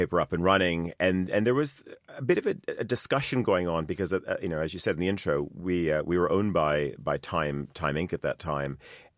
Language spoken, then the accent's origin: English; Canada; I grew up in Canada. My mom's side of the family is Estonian